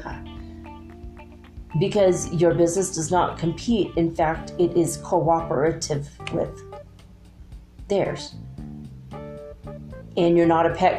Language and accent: English; United States; I'm an American